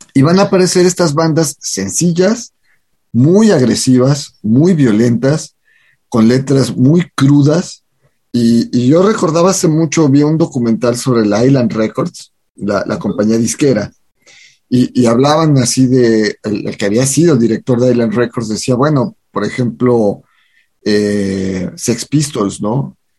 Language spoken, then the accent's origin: Spanish; Mexico